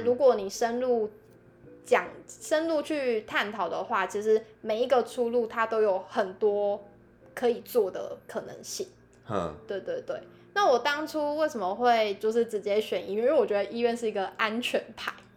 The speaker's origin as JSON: {"language": "Chinese", "region": "southern Taiwan", "country": "Taiwan", "moved": "as an adult", "said": "那我也是南部人"}